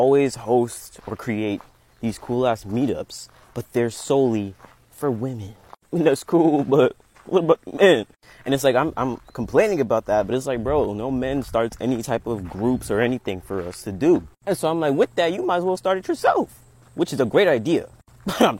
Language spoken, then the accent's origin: English; United States; moved away as an adult; now in Costa Rica; I moved to Costa Rica on some Sagittarius shit. And with that, I'm from America.